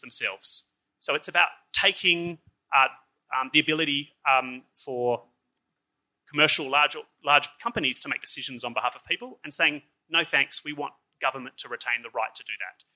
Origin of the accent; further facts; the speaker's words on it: Australia; moved away as an adult; also born or lived in Switzerland; as an Australian